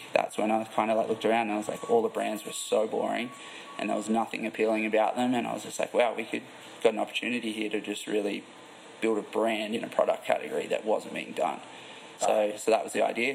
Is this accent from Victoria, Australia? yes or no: no; Port Macquarie, New South Wales, Australia; moved away as an adult; also born or lived in Gold Coast, Queensland, Australia; now in California, United States; I'm from Australia originally, from a little town called Port Macquarie. And after I finished school, I lived on the Gold Coast for ten years, and then moved to California.